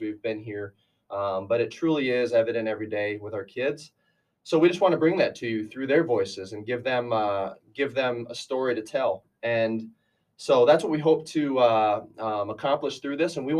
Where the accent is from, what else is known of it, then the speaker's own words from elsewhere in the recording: near Aberdeen, South Dakota, United States; moved away as an adult; now in Sioux Falls, United States; I'm from up there and I came down here to Sioux Falls actually